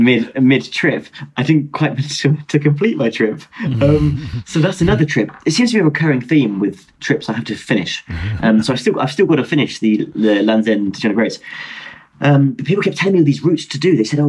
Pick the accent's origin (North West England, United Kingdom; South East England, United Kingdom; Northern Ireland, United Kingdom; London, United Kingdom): Northern Ireland, United Kingdom; Belfast; also born or lived in Dublin; I was born in Dublin, Southern Ireland, but I moved to Belfast when I was a child. Yes. And I tell people I'm from Belfast, but really I'm from Dublin.